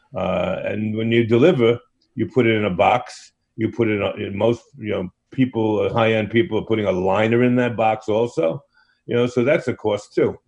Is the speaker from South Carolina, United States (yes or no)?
no; New York City, New York, United States; growing up in Brooklyn, pizza has always been a passion